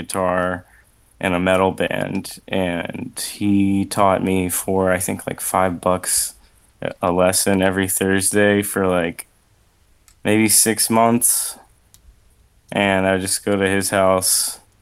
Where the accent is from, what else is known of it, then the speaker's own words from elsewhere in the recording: Richmond, Virginia, United States; now in Ohio, United States; I'm from Richmond, Virginia, which is where Guar is from